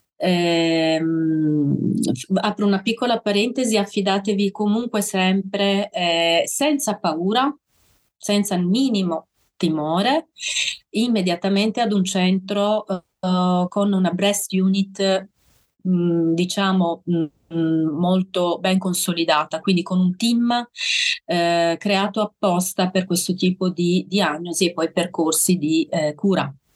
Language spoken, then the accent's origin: Italian; Sardinia, Italy; now in Bolzano, Italy; le mie origini sono sarde, sono, sono sarda.